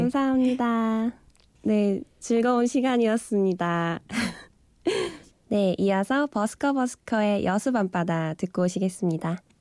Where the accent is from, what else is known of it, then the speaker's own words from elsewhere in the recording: South Korea; moved away as an adult; also born or lived in Middle East; 내가 한국인인가가 음시름스러울 때가 있다. 한국을 오랫동안 떨어져 있다 보니